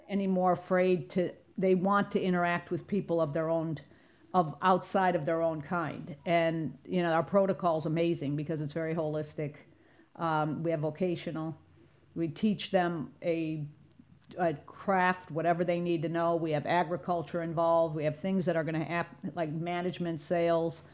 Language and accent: English; Chicago, Illinois, United States; moved away as an adult; now in South Florida, United States; I'm from Chicago originally, but I've been down here almost forty years